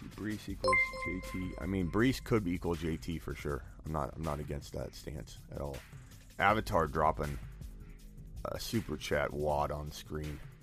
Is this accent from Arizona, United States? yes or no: yes; Arizona, United States; I'm from Arizona